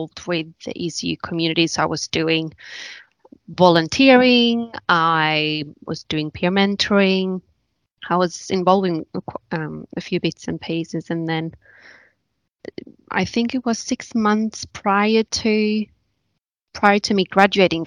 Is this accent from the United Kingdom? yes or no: no; Sweden; moved away as an adult; now in Australia; I'm originally from Sweden